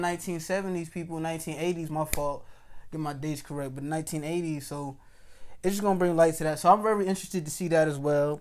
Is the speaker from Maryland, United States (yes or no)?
no; New York City, New York, United States; I'm from New York City.